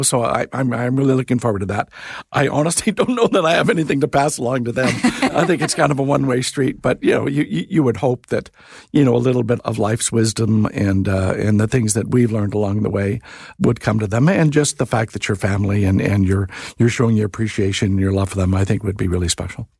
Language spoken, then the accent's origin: English; California, United States; moved away; growing up in the States in California